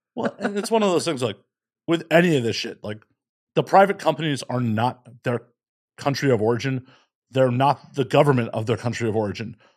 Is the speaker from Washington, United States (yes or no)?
no; Chicago, Illinois, United States; growing up in Chicago